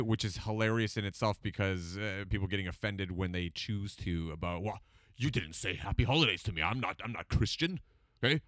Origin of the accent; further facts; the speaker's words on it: Toronto, Ontario, Canada; moved away as an adult; now in Newmarket, Canada; I grew up in Scarborough